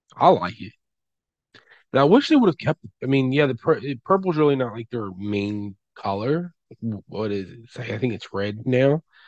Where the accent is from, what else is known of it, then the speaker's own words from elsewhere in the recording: West Virginia, United States; it's my hometown, not really hometown, but home state college. Yeah, we have West Virginia University